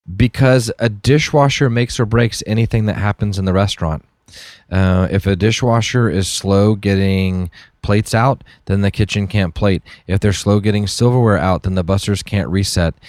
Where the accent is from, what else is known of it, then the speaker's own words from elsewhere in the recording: Dallas, Texas, United States; I grew up, um, I grew up in around Dallas